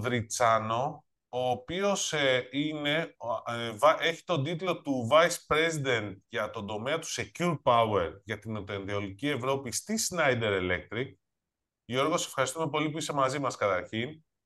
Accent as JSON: {"language": "Greek", "town": "Nafpaktos", "region": "Western Greece", "country": "Greece", "said": "είμαι από την Αφπακτο"}